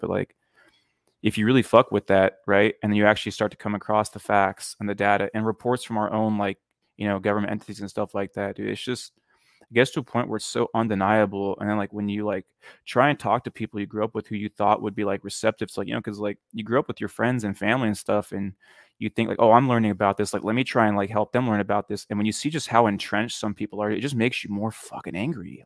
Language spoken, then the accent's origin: English; near Sacramento, California, United States; I grew up in a town that is pretty religious